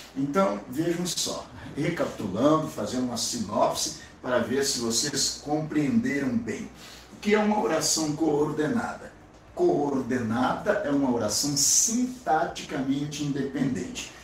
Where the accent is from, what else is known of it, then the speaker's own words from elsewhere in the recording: Brazil; como brasileiro, como cidadão